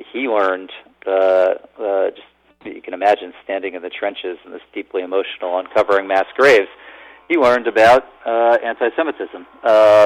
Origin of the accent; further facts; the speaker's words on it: Allentown, Pennsylvania, United States; moved away; also born or lived in Philadelphia; Growing up in Allentown, Pennsylvania